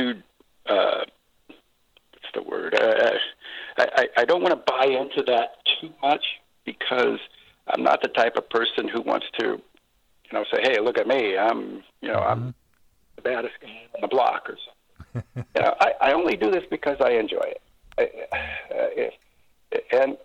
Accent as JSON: {"language": "English", "town": "Seattle", "region": "Washington", "country": "United States", "tie": "born or raised there", "said": "I grew up in South Seattle. My dad was in the Army, and we came up here because he was at Fort Lewis."}